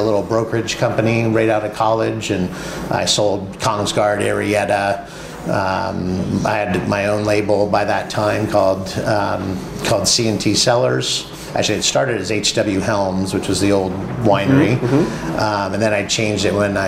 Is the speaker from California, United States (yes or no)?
yes; Napa Valley, California, United States; growing up in the Napa Valley